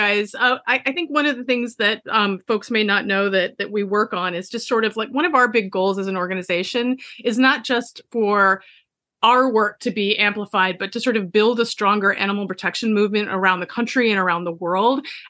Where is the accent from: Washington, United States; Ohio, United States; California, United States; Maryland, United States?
Maryland, United States; Hello, fellow Marylander